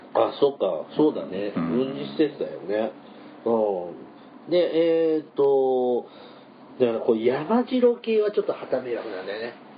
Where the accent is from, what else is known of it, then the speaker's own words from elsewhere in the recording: Mie, Japan; 僕はちょっとエリア的に三重出身なんで